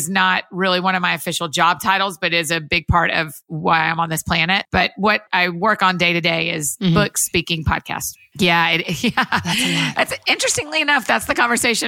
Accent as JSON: {"language": "English", "town": "Marietta", "region": "Georgia", "country": "United States", "tie": "born or raised there", "also_born_or_lived": "Athens, Georgia", "moved": "as an adult", "lives_now": "Nashville, United States", "said": "up until 2008, I grew up outside of Atlanta in Marietta, Georgia, kind of Kennesaw, Woodstock area"}